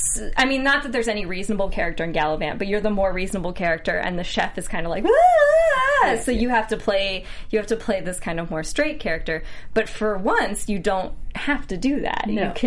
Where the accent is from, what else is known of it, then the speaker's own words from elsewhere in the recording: United States; I'm an American